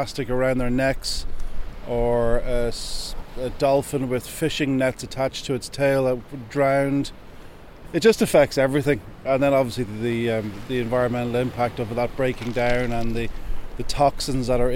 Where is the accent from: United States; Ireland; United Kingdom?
Ireland; Gorey, Leinster; I'm Irish. I'm from Gorey. I'm from Wexford.